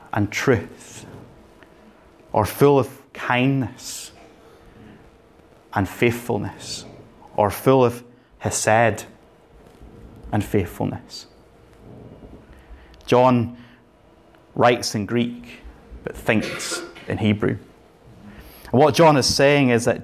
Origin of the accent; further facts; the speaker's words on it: Northern Ireland, United Kingdom; I grew up in Northern Ireland.